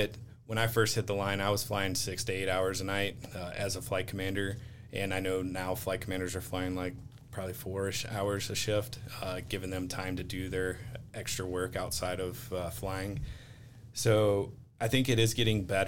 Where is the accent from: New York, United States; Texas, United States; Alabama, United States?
Alabama, United States; Montgomery; now in Colorado Springs, United States; I grew up outside of Maxwell Air Force Base in Alabama and went to high school